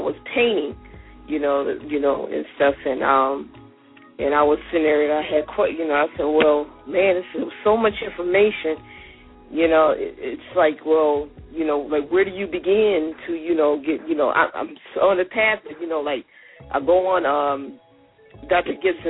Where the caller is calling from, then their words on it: U.S. Virgin Islands; I'm calling from St. Thomas.